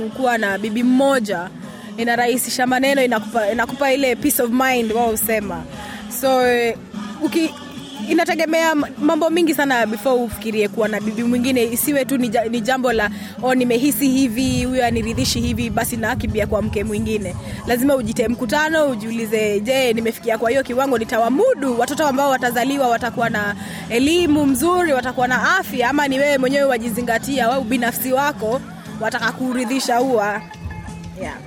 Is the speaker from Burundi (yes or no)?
no; Kenya; moved away as an adult; now in Australia; Mi mwenyewe mtangazaji Kenya but nimekuja Australia